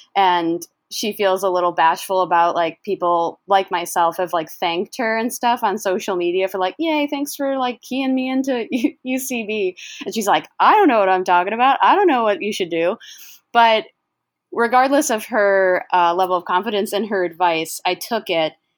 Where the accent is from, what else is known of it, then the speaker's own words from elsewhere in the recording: Syracuse, New York, United States; moved away; also born or lived in Rochester, New York; I'm from Syracuse, New York